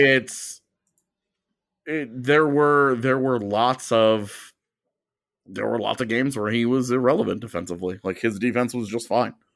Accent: United States; as an American

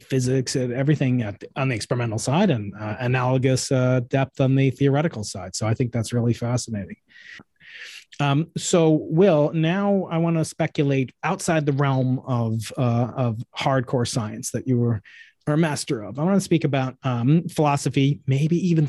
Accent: New York, United States; moved away; my home state of New York

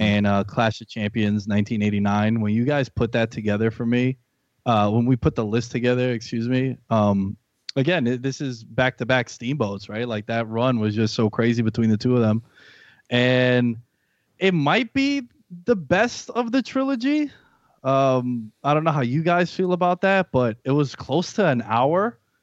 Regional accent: New York City, New York, United States; now in Long Island, United States; I'm from New York, born and raised in Queens. I live in Long Island now.

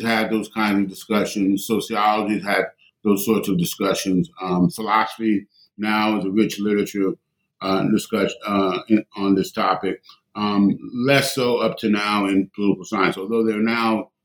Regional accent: New York City, New York, United States; I grew up in New York City

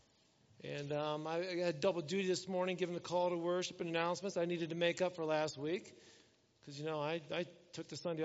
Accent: Elkhart, Indiana, United States; I was born in Elkhart, Indiana, that hospital

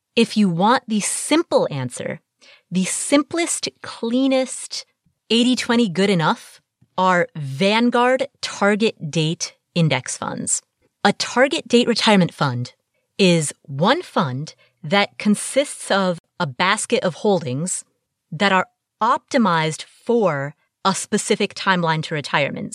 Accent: Cincinnati, Ohio, United States; Cincinnati, my hometown

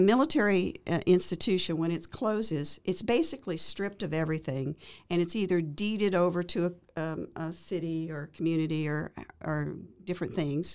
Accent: near Corpus Christi, South Texas, United States; now in Waco, United States; I grew up in South Texas, near Corpus Christi.

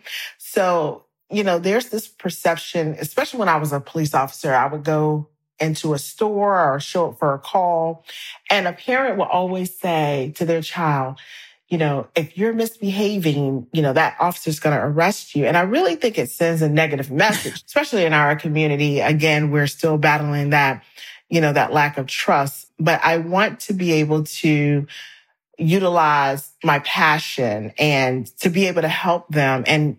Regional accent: South Carolina, United States; And so I'm from South Carolina. I grew up in church.

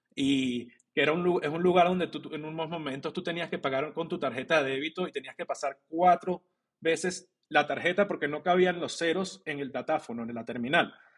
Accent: Venezuela; moved away; also born or lived in Colombia / Mexico; yo soy venezolano

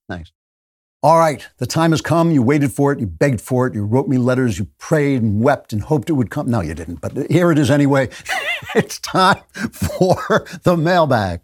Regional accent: United States; moved away as an adult; also born or lived in United Kingdom; I am an American

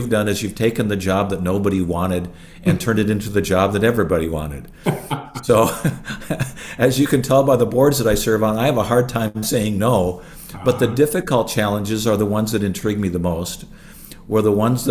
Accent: International Falls, Minnesota, United States; also born or lived in Illinois / Bethesda, Maryland; I grew up in International Falls, Minnesota

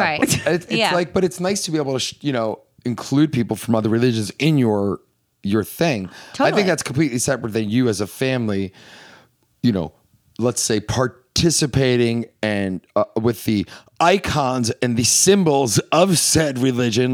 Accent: Northeast, United States; So we're from the Northeast

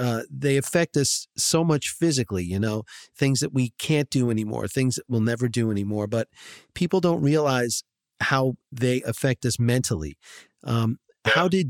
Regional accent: Short Hills, New Jersey, United States; I grew up in Short Hills

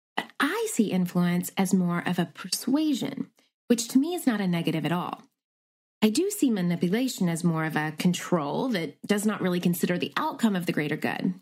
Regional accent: Nashville, Tennessee, United States; moved away as an adult; also born or lived in McMinnville, Tennessee / New York City; now in Los Angeles, United States; I am originally from a tea tiny town in Tennessee called McMinnville, but spent the better part of my childhood and teen years growing up in Nashville, Tennessee

